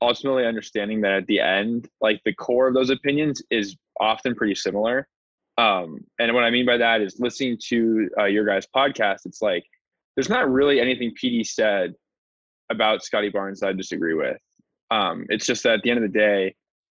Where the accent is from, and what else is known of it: Los Angeles, California, United States; born or raised there